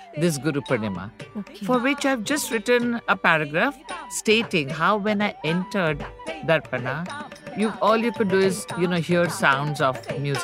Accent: Ahmedabad, Gujarat, India; also born or lived in Mumbai; When we moved to Ahmedabad from Bombay, I was very young

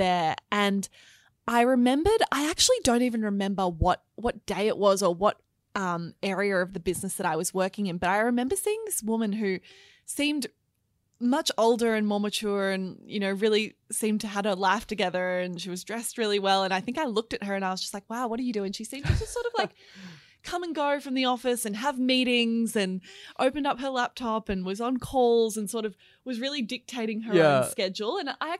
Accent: Melbourne, Victoria, Australia; now in Sydney, Australia; So I was born in Sydney, but really grew up in Melbourne, actually. So it's really nice to be back in Melbourne today because I now live back in Sydney. But yeah, I grew up in the eastern suburbs.

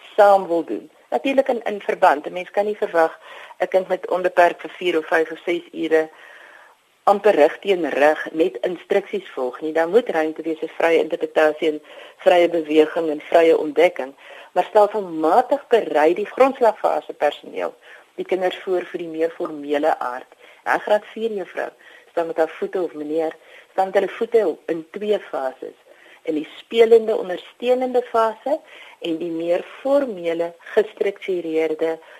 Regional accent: South Africa; ons as Afrikaners

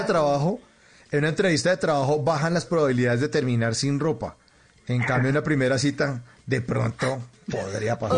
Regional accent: Bogotá, Colombia; Y yo crecí en Bogotá, donde hacía más frío que en Medellín

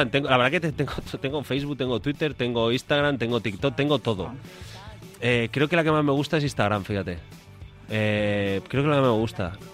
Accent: León, Castile and León, Spain; moved away as an adult; also born or lived in Madrid; yo soy de León y ahí somos muy de verbena.

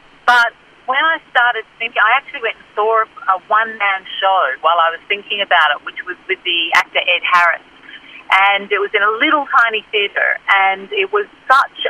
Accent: Australia; I'm an Australian

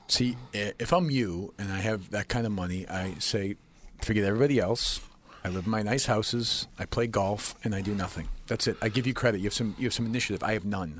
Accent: Winchester, Massachusetts, United States; I grew up here, but I grew up in Winchester, which, as you might know, is ten or fifteen minutes from here

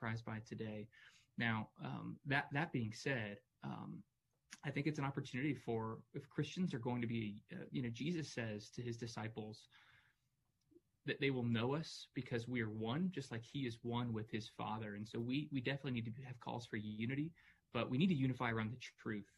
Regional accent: United States; also born or lived in Louisville, Kentucky; I'm an American. I'm a patriot

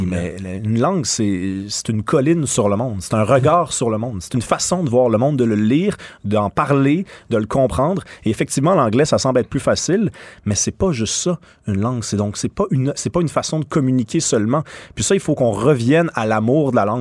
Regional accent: Montreal, Quebec, Canada; je suis québécois. j'ai grandi à Montréal, j'ai vécu à Québec

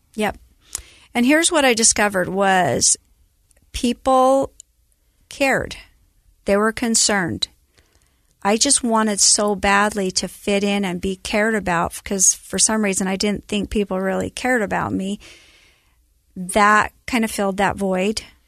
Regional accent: Elba, Idaho, United States; also born or lived in Burley, Idaho; I was born in Burley, Idaho, which is tiny town, southern Idaho. And then between kindergarten and first grade, we moved back to Elba, where my dad was raised

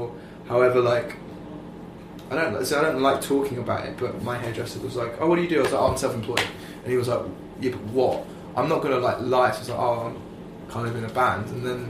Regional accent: United Kingdom; because I'm British.

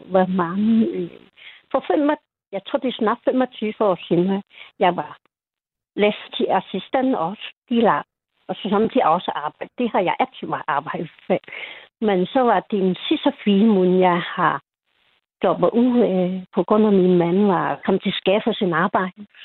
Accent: Hong Kong; Danish is a second language; Jeg kommer fra Hongkong.

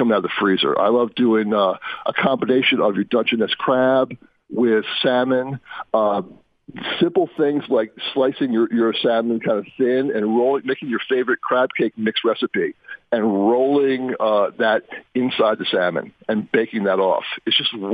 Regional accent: East Coast, United States; I'm from the East Coast

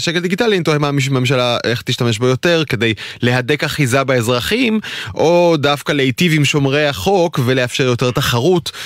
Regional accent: Israel; אני ישראלי

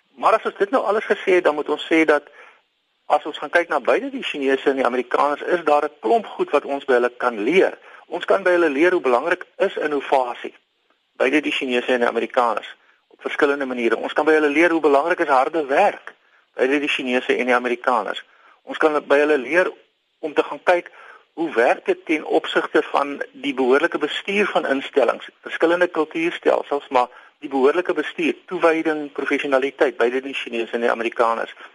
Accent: South Africa; ons as Suid-Afrikaners

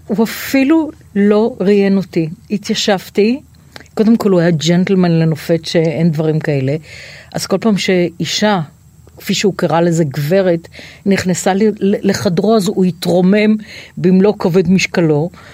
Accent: Tel Aviv, Tel Aviv District, Israel; תל אביב, אני תל אביבית

